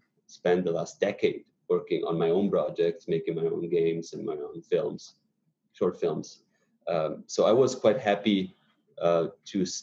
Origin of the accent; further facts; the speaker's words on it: northern Italy, Italy; now in United States; I come from very, very, very north Italy